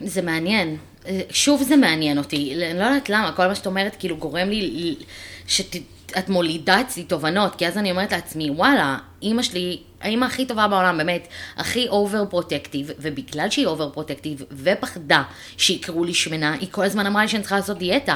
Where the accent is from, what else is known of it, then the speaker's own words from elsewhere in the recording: Ra'anana, Central District, Israel; also born or lived in Ramat Gan; אנחנו גרנו ברמת גן, אני והמשפחה שלי, גרנו ברמת גן עד שאני הייתי בת שש. זאת אומרת אני את כיתה א', עליתי, לא גדלתי ברעננה